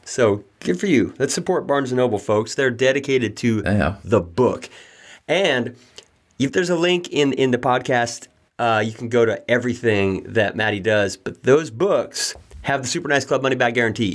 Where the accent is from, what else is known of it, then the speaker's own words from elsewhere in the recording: Redding, California, United States; I grew up in Redding, California